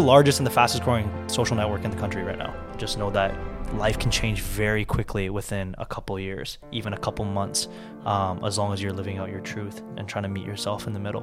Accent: Vancouver, British Columbia, Canada; also born or lived in South Korea; I grew up in Korea, South Korea. Um, I was born and raised there until I was seven.

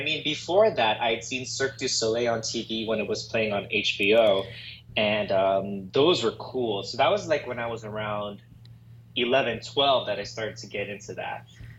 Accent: Los Angeles, California, United States; I am born and raised in Los Angeles, California.

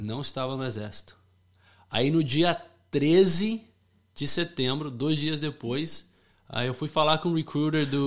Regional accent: Fairfield, Connecticut, United States; moved away as an adult; also born or lived in Rio de Janeiro, Brazil; now in Florida, United States; eu nasci no Rio de Janeiro. É, morei lá, né, até os oito anos de idade, daí eu vim aqui para os Estados Unidos. Aí eu cresci lá em Connecticut

